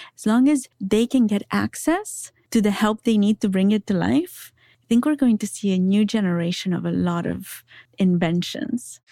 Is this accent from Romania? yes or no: yes; Transylvania, Romania; I was raised in Transylvania by my grandparents.